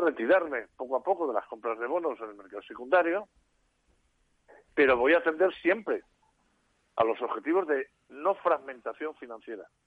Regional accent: Spain; mi país

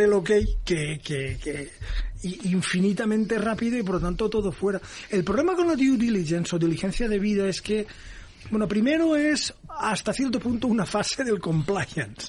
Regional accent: Valencia, Valencian Community, Spain; also born or lived in United States; Valencia, que es mi tierra

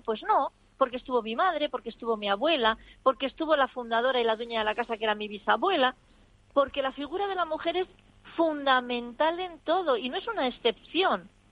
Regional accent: Segovia, Castile and León, Spain; born or raised there

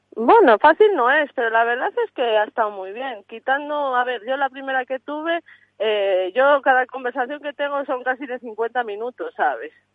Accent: Santa Colomba de Sanabria, Castile and León, Spain; Yo soy de Santa Colomba de Sanabria, Zamora

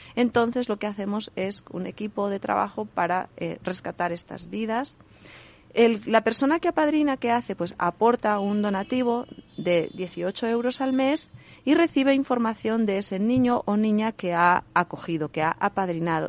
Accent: Basque Country, Spain; moved away; yo soy del País Vasco, allí se dice Caiso

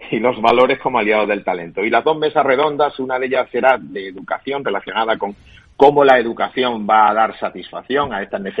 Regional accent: Málaga, Andalusia, Spain; como malagueño

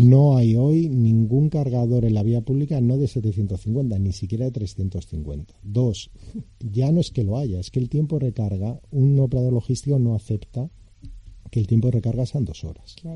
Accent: Spain; somos españoles

